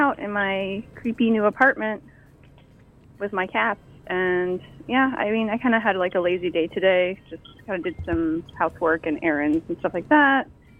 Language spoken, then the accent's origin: English; Bloomington, Indiana, United States; now in Newark, United States; Well, I'm originally from Bloomington, Indiana, but yeah, I live in Newark.